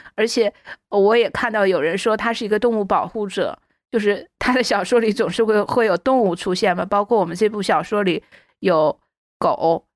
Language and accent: Chinese; China; 我们中国人